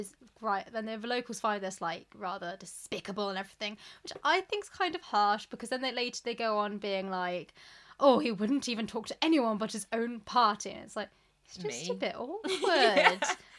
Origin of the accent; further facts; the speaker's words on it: Surrey, South East England, United Kingdom; You can tell we're from Surrey.